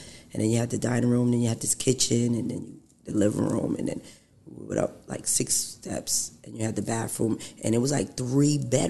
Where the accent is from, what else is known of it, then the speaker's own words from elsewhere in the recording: Beacon, New York, United States; I am from Beacon. I am Beacon.